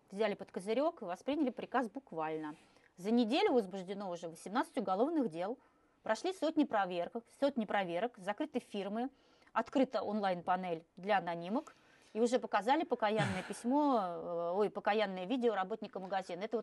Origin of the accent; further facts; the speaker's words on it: Moscow, Russia; И я журналист из Москвы